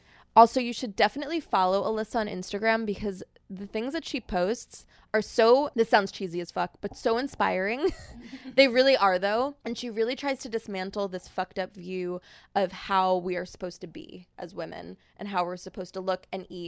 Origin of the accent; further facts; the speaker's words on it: New York, United States; I've never been into a tanning bed, surprisingly, and I grew up on Long Island.